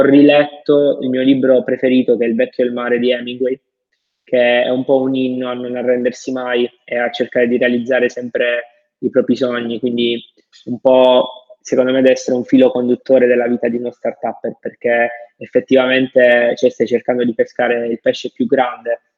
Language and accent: Italian; the South, Southern Italy, Italy; vengo da, dal sud, vengo da lì